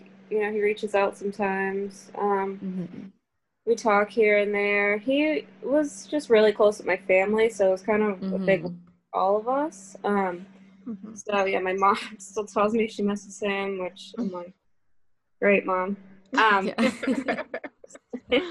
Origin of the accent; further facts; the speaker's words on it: Somerville, Massachusetts, United States; I'm from Somerville